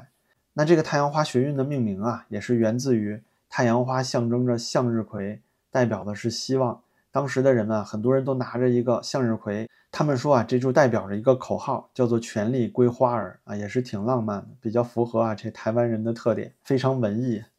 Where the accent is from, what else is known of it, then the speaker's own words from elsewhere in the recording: China; 我是大陆人，我支持两岸统一啊。